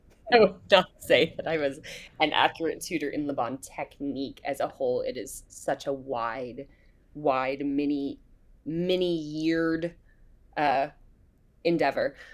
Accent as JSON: {"language": "English", "town": "Hillsborough", "region": "North Carolina", "country": "United States", "tie": "born or raised there", "said": "I grew up in Hillsborough, North Carolina"}